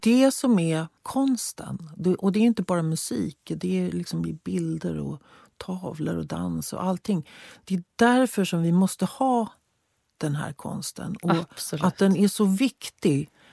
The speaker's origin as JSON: {"language": "Swedish", "country": "Sweden", "said": "som svensk"}